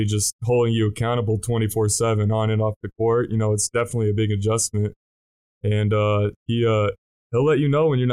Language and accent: English; Texas, United States; moved away as an adult; I'm coming from Texas